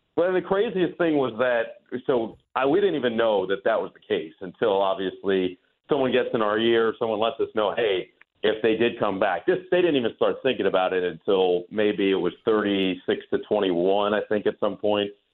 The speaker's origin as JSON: {"language": "English", "region": "New Jersey", "country": "United States", "tie": "born or raised there", "said": "growing up in New Jersey"}